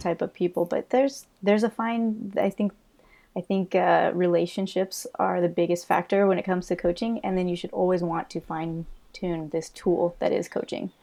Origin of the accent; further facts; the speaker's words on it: Illinois, United States; moved away as an adult; also born or lived in Tampa, Florida / Colorado; now in Florida, United States; I'm from Illinois